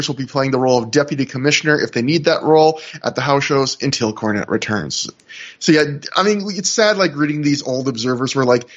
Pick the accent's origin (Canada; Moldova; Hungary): Canada; even though I'm Canadian